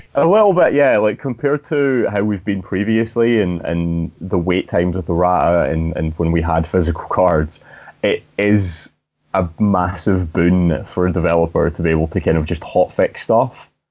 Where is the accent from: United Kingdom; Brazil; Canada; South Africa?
United Kingdom; Scotland; I'm Scottish